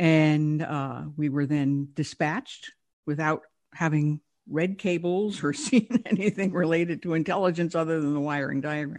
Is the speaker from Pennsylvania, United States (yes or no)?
no; New York, United States; I'm from New York.